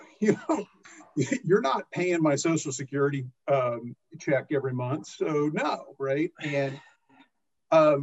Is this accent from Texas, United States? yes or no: yes; Odessa, Texas, United States; I grew up in Odessa, Texas, which is famous for football